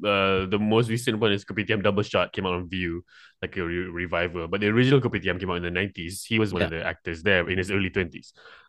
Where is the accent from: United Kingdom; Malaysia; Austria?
Malaysia; from Malaysia.